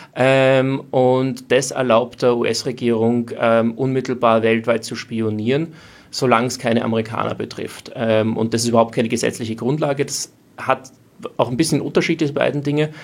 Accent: Austria; als Österreicher kommt man irgendwie aus einem nicht-NATO-neutralen Land

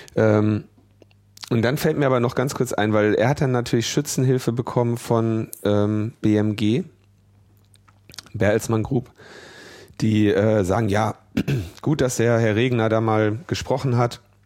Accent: Ruhr area, North Rhine-Westphalia, Germany; ich bin ja im Ruhrgebiet geboren

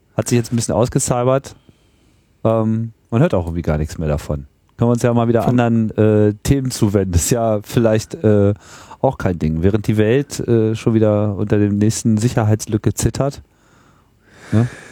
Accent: Germany; so als Deutscher

